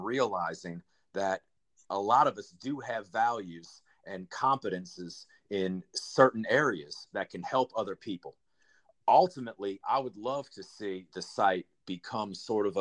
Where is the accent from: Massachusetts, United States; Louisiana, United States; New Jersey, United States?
Louisiana, United States; New Orleans; I grew up in New Orleans.